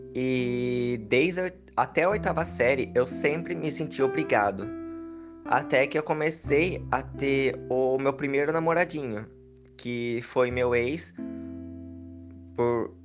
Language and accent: Portuguese; Piracicaba, São Paulo, Brazil; eu sou de Piracicaba, interior de São Paulo